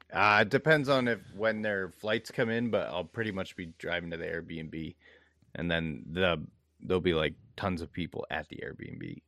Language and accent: English; Bangor, Maine, United States; I come from Bangor, Maine.